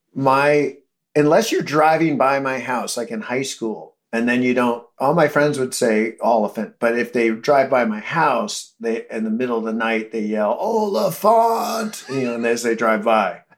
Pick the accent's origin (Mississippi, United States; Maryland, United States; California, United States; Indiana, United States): California, United States; Modesto; we grew up in Modesto